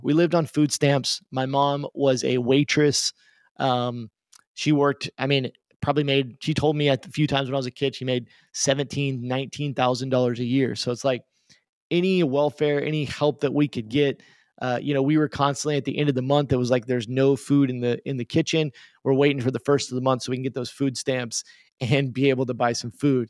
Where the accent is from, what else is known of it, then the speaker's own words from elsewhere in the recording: Tulsa, Oklahoma, United States; also born or lived in Tucumcari, New Mexico; I live in Tulsa, Oklahoma. I grew up here in Tulsa, Oklahoma, uh, for most of my life.